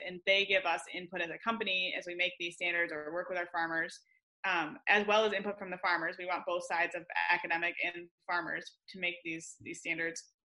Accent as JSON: {"language": "English", "region": "west Michigan", "country": "United States", "tie": "born or raised there", "moved": "as an adult", "lives_now": "Ohio, United States", "said": "I grew up in Michigan on the west side of the state"}